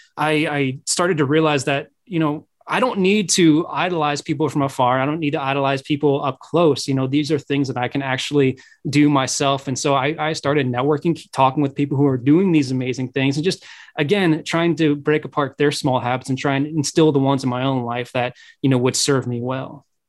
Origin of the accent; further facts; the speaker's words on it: Midwest, United States; I'm from the Midwest